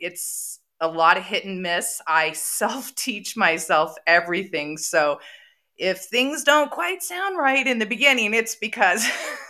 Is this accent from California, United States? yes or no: yes; San Diego, California, United States; now in Colorado, United States; I'm from San Diego. When you grow up there, people are not self-employed there. You work for people. I currently live in Colorado, where everybody is self-employed.